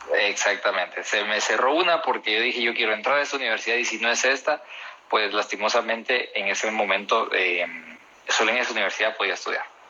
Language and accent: Spanish; Guatemala; De Guatemala